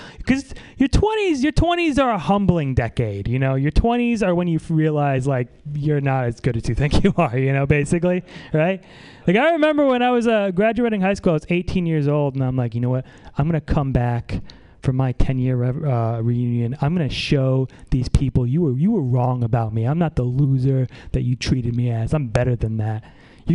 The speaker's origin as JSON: {"language": "English", "town": "Saratoga Springs", "region": "New York", "country": "United States", "moved": "yes", "lives_now": "San Francisco, United States", "said": "I'm from upstate New York, though. It's not real New York"}